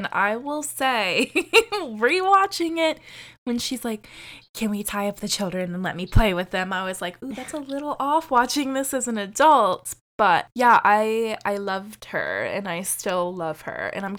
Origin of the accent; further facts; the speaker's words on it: United States; I don't get that now as an American during Halloween.